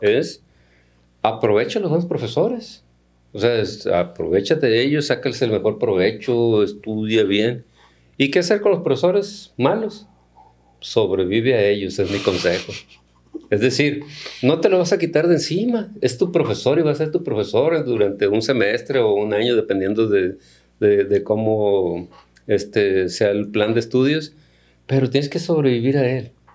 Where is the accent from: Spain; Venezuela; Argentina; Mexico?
Mexico; Culiacán, Sinaloa; soy originario de Culiacán, viví eh, mi infancia temprana en el Ejido de las Flores